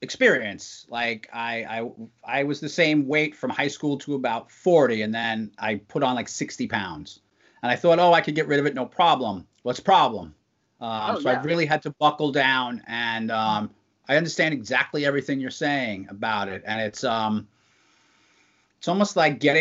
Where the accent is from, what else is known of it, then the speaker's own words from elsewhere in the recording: New York City, New York, United States; now in Pennsylvania, United States; I grew up in Brooklyn